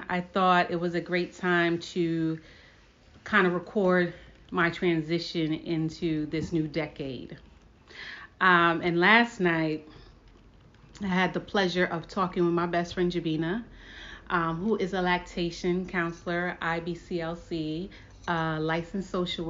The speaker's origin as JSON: {"language": "English", "town": "Brooklyn", "region": "New York", "country": "United States", "said": "So one thing about me is that I am from Brooklyn, New York. I am a child of Haitian and Dominican Republican parents. I don't speak Spanish, but I do speak Haitian Creole."}